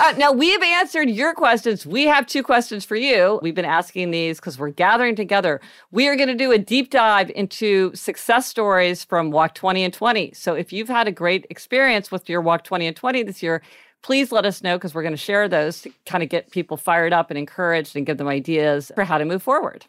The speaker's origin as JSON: {"language": "English", "town": "Kansas City", "region": "Missouri", "country": "United States"}